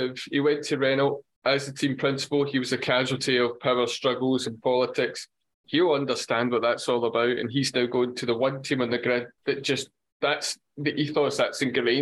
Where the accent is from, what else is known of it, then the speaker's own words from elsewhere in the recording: Scotland, United Kingdom; as a Scotsman